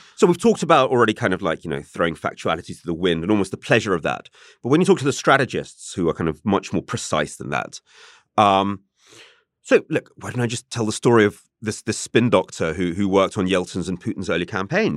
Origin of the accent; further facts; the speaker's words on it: England, United Kingdom; I'm English